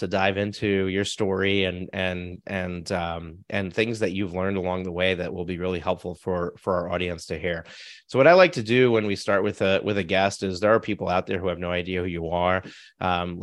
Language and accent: English; Suffern, New York, United States; I'm in Suffern, New York. So Rockland County